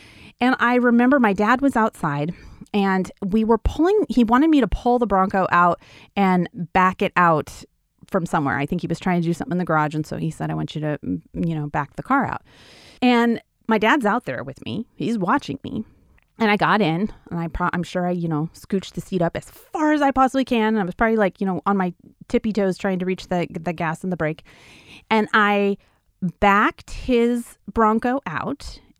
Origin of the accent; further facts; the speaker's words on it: Wyoming, United States; So I grew up in Wyoming on a ranch. And when you grow up in Wyoming on a ranch, you, they pretty much let you do things that you kind of wouldn't do if you were just a city dweller, right?